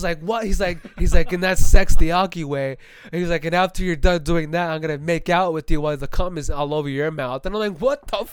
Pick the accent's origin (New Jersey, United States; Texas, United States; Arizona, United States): Arizona, United States; Phoenix; I'm from Phoenix